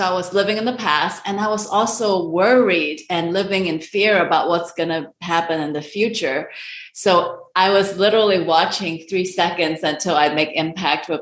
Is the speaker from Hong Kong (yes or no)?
yes; Hong Kong; moved away; So I am an Asian immigrant. I'm originally from Hong Kong